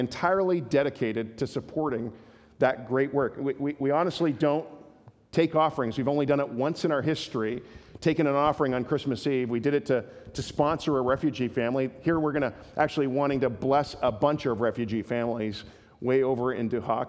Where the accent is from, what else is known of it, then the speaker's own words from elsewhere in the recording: Canada; we're Canadian